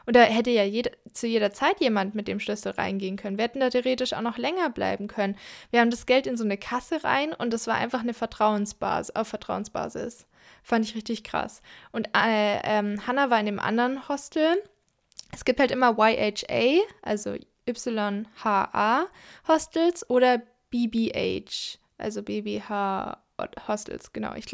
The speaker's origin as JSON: {"language": "German", "region": "Southern Germany", "country": "Germany", "said": "Da sieht es ein bisschen aus wie hier in Süddeutschland, wo ich herkomme."}